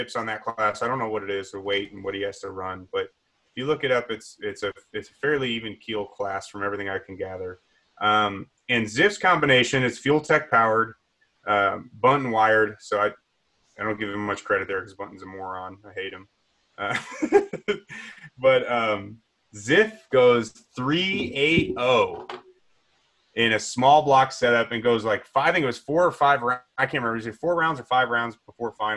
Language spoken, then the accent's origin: English; Chicago suburbs, Illinois, United States; also born or lived in Wayne, Illinois; I grew up in the Chicago Burbs.